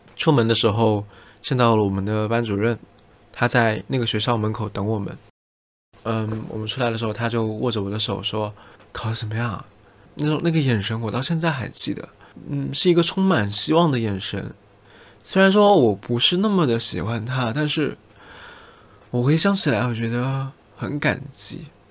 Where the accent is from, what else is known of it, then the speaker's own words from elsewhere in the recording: Jiangxi, China; 以我自己的家乡为例子，我出生在江西，而江西的卷子是全国一卷